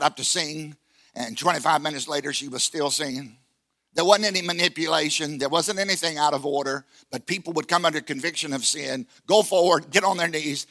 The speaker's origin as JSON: {"language": "English", "region": "Virginia", "country": "United States", "said": "I come from Virginia, and they like bluegrass"}